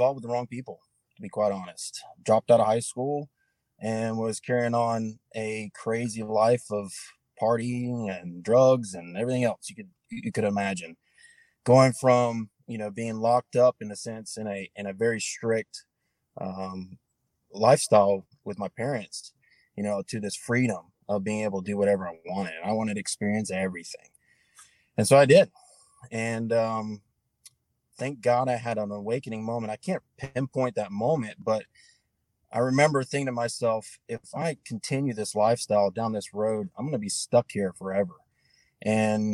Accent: Hendersonville, North Carolina, United States; I was born and raised in North Carolina, a small town called Hendersonville, which is just south of Asheville, north of Spartanburg

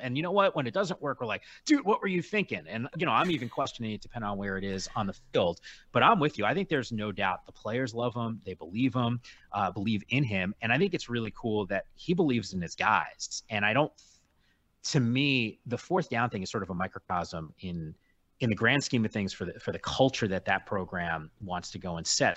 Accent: Northeast, United States; I grew up in the Northeast

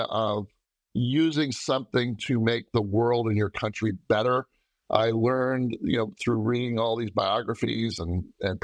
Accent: Cazenovia, New York, United States; I grew up outside of Syracuse, New York, in a little town called Gazanovia

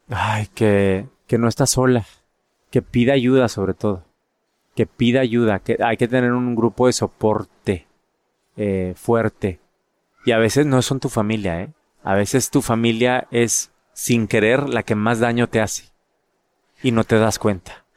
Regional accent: San Pedro Garza García, Nuevo León, Mexico; moved away as an adult; also born or lived in London; now in United States; En Monterrey, en mi casa. Bueno, en San Pedro, de donde soy.

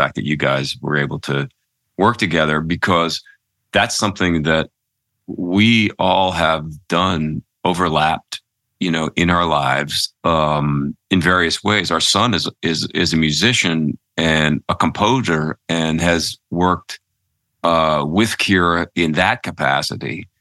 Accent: Philadelphia, Pennsylvania, United States; moved away; also born or lived in New York / Connecticut; I'm a city kid. I grew up in Philadelphia

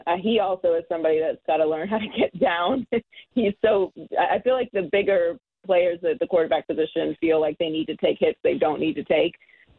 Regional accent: Pittsburgh, Pennsylvania, United States; I'm born and raised in Pittsburgh

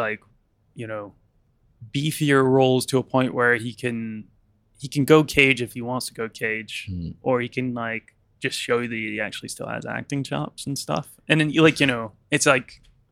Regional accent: United States; now in United Kingdom; I'm from America

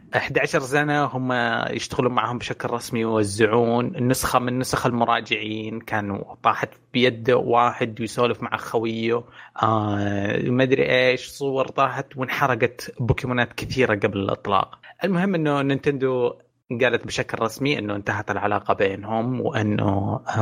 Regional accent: Saudi Arabia; عندنا في السعوديه

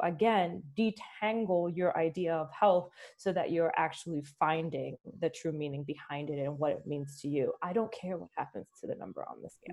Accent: Philadelphia, Pennsylvania, United States; also born or lived in Dominican Republic; growing up in Philly

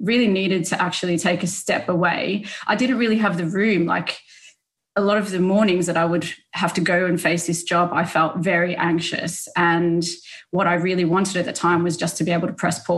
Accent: Melbourne, Victoria, Australia; I grew up in Australia, so I'm originally from Melbourne

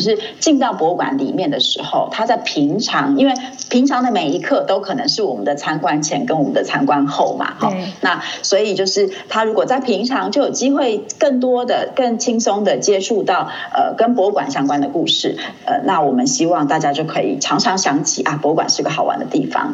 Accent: Hualien, Hualien County, Taiwan; also born or lived in Leicester, United Kingdom; 因为我是在花莲长大的，那嗯。我，我们家在民国大概七十一年的时候搬到花莲

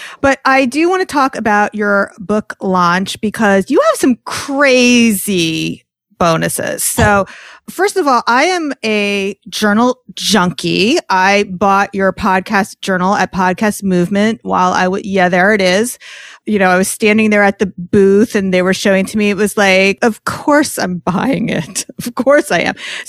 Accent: New York, United States; I'm a New Yorker.

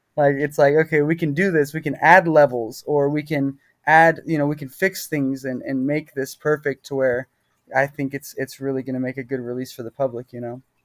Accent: Texas, United States; I'm from Texas

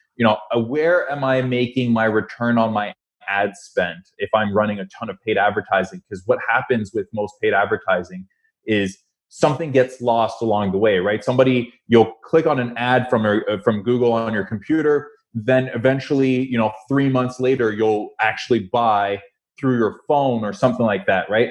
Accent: Toronto, Ontario, Canada; also born or lived in Montreal; born in Montreal, grew up in Toronto.

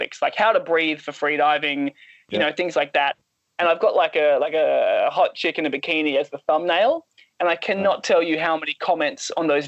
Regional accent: Australia; being Australian

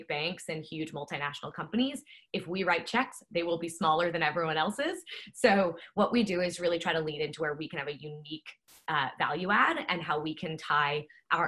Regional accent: New Jersey, United States; moved away as an adult; also born or lived in Pennsylvania / Tanzania / Malawi / New York; my background is I grew up in New Jersey.

